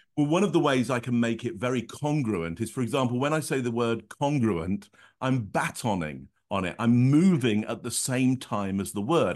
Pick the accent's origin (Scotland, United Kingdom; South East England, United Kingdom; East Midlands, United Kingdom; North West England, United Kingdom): East Midlands, United Kingdom; Northampton; I grew up in Northampton, which is sixty miles north of London, up the M one